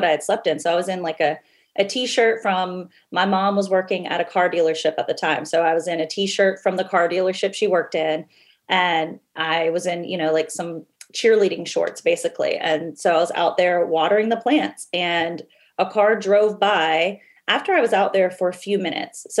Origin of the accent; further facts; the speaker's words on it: Lexington, South Carolina, United States; I was raised in Lexington, South Carolina